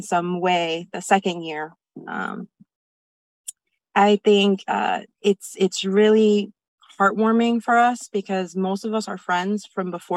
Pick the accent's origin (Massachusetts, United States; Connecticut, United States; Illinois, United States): Connecticut, United States; New Haven; We're all leaders here in New Haven. We're all from New Haven